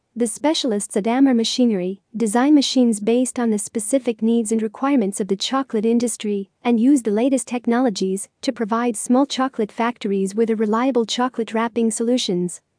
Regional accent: Lebanon; from Lebanon

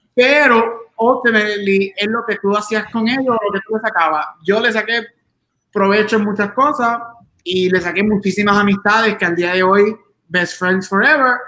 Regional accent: Aguadilla, Puerto Rico; somos de Aguadilla, somos del oeste

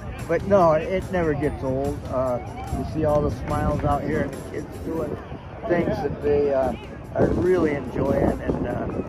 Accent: Florida, United States; I'm from Florida.

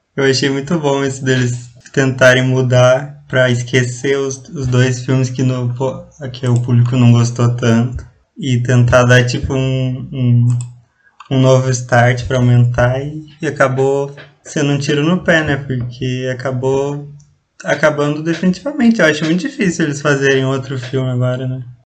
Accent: Ponta Grossa, Paraná, Brazil; sou de Ponta Grossa e atualmente estudo engenharia elétrica aqui na, na Federal, na Tecnológica Federal aqui de Ponta Grossa

